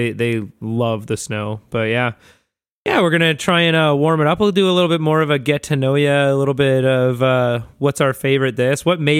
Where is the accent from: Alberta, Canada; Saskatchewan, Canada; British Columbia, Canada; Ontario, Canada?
British Columbia, Canada; North Vancouver; And I grew up in Vancouver, right? Or in North Vancouver.